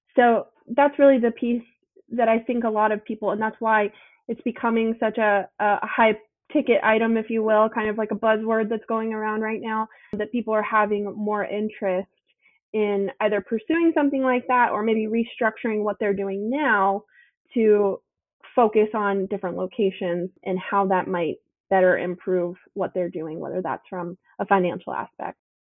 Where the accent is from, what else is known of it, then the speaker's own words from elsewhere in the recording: Charleston, South Carolina, United States; I am born and raised here in Charleston, South Carolina.